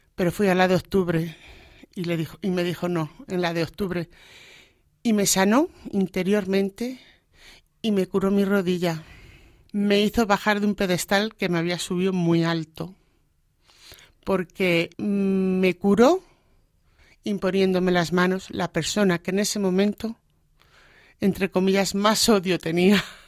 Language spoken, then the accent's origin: Spanish; Alcázar de San Juan, Castilla-La Mancha, Spain; moved away as an adult; now in Móstoles, Spain; yo nací en Alcázar de San Juan. Allí he vivido toda mi vida hasta que me casé